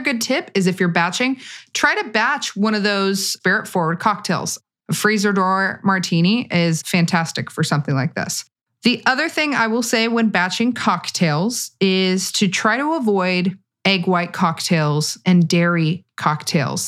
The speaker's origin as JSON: {"language": "English", "region": "California", "country": "United States", "said": "I'm from California"}